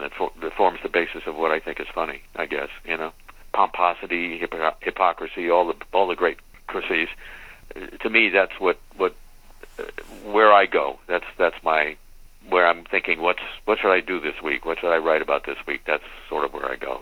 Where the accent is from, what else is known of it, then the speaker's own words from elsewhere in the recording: West Coast, United States; I grew up on the West Coast